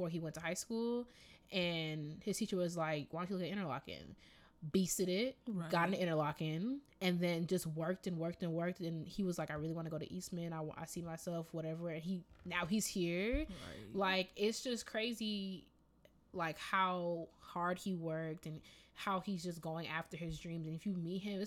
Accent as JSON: {"language": "English", "country": "Jamaica", "accent": "Jamaican", "moved": "yes", "said": "you lucky I'm not out here with my Jamaican accent"}